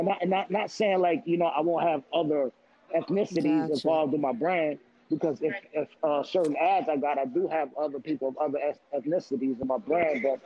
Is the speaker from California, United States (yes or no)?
no; New York City, New York, United States; I'm from Queens, New York City